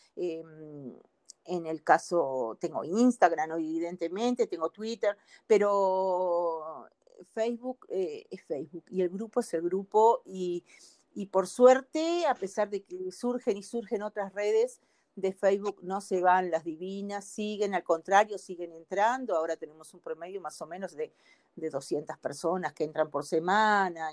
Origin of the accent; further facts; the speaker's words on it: Uruguay; moved away as an adult; now in Brazil; soy uruguaya, pero vivo en Brasil también